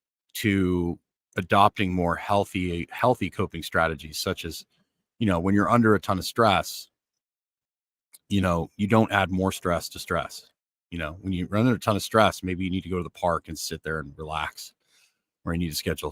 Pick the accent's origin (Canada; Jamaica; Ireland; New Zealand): Canada; Northern Canada; because I grew up in Northern Canada and I prefer bright, you know, like Northern Canada was fine. I could snowmobile, I could ice fish, I could do things in the winter.